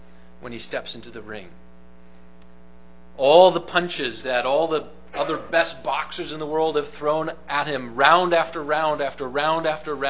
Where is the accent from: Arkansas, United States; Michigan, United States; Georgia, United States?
Michigan, United States; Grand Rapids; I grew up in the Grand Rapids, Michigan area